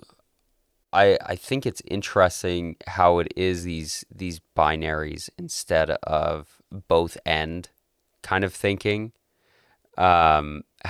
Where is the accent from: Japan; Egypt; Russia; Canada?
Canada; Calgary, Alberta; born and raised in Southern Alberta in Calgary, and I love it here